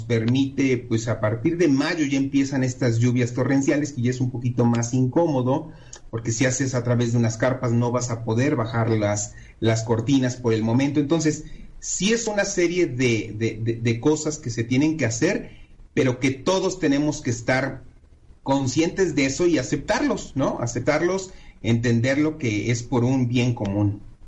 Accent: Mexico; como mexicanos

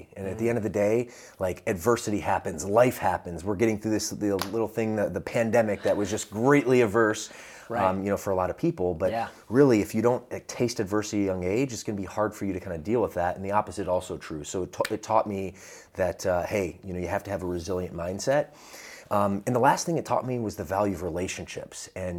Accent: Atlanta, Georgia, United States; accent: Southern; also born or lived in Midwest; So originally, I like to say I'm from the Midwest, and that has impacted my fitness journey. But really, the first 10 years of my life, I was grew up in the South. And when I say the South, the suburb of Atlanta, Georgia

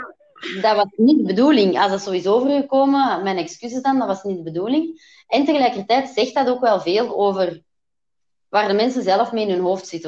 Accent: Belgium; ik ben Belgische

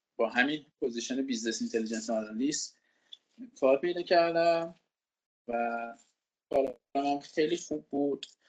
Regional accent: Iran; moved away as an adult; also born or lived in Canada; ما با این بینظمی تو ایران بزرگ شدیم

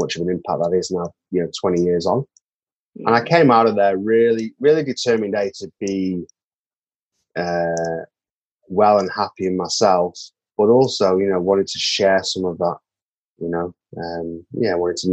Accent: Manchester, North West England, United Kingdom; moved away as an adult; now in New Zealand; I was born and bred in Manchester in the north of England.

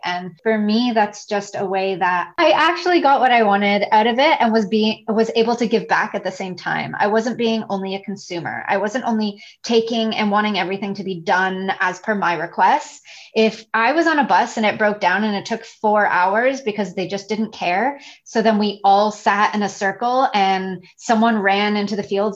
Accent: Toronto, Ontario, Canada; moved away as an adult; now in Isla Mujeres, Mexico; I'm originally from Toronto

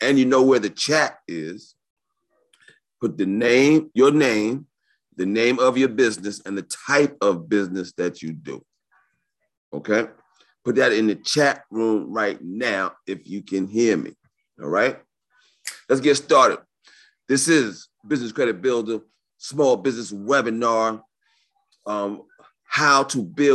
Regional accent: New York City, New York, United States; I was born and raised in New York City

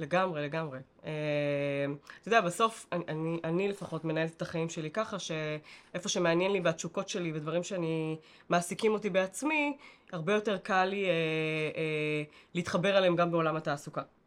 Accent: Bat Yam, Tel Aviv District, Israel; השכונה שבה גדלנו, ו- וגדלתי בבת ים

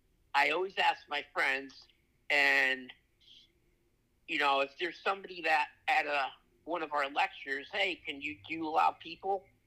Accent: Trumbull, Connecticut, United States; I grew up in Trumbull, Connecticut.

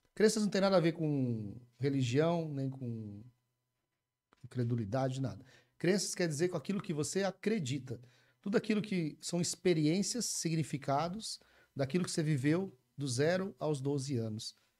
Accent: Umuarama, Paraná, Brazil; Nasci, cresci em Moarama e acho que eu vou morrer lá também

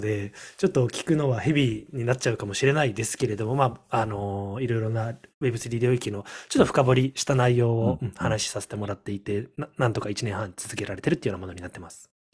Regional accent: Okinawa, Japan; 沖縄出身

